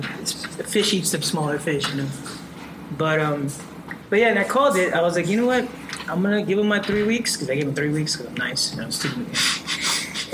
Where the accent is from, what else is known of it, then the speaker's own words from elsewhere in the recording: Providence, Rhode Island, United States; moved away as an adult; I'm from Providence, Rhode Island. Been here for 3 weeks.